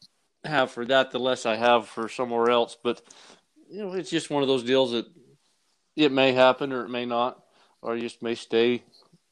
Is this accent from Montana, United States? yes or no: no; St. George, Utah, United States; also born or lived in New Harmony, Utah; I grew up in an area of St. George there on the west side where there was a lot of stock around